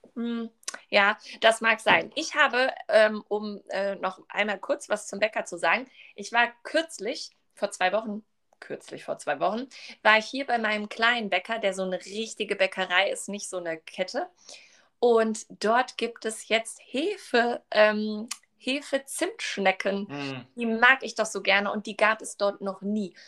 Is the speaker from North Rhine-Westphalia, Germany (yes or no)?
yes; Duisburg, North Rhine-Westphalia, Germany; ich komme ja aus Duisburg